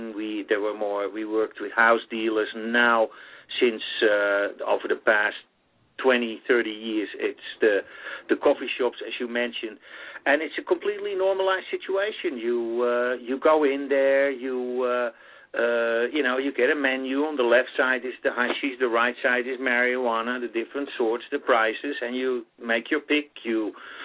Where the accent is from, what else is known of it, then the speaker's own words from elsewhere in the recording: Amsterdam, North Holland, Netherlands; moved away as an adult; now in New York City, United States; Well, I'm indeed from the Netherlands. I was born and raised in Amsterdam, the Netherlands